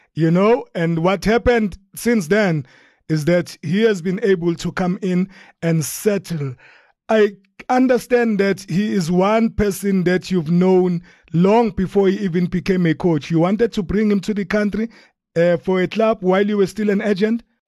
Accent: Durban, KwaZulu-Natal, South Africa; my hometown of Durban

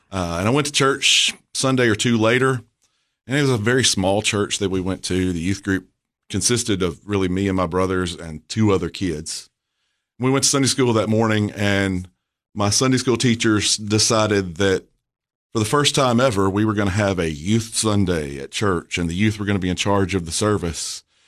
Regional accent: Murfreesboro, Tennessee, United States; I was born in Murfreesboro

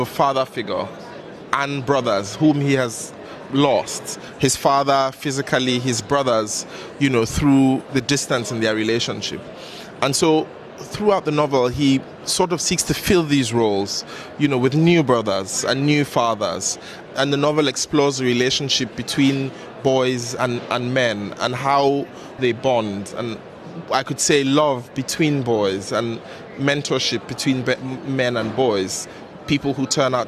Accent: Kaduna, Kaduna State, Nigeria; I'm from Kaduna, which is north central Nigeria. So yes, I am from the north

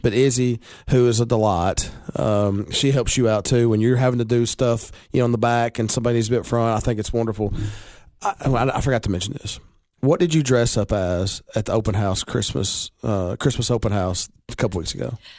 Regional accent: Baxter, Tennessee, United States; I'm from Baxter

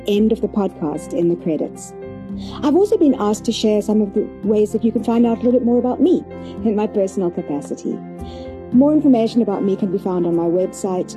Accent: Cape Town, Western Cape, South Africa; my hometown, Cape Town

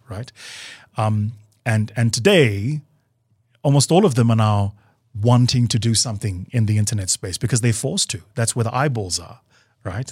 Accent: South Africa

